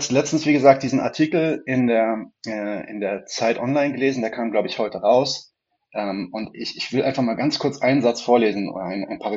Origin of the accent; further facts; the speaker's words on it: Berlin, Germany; Und ich bin gleichzeitig aber in Berlin aufgewachsen und dann auch irgendwie so, ja, würde ich sagen, fast unfreiwillig politisiert worden.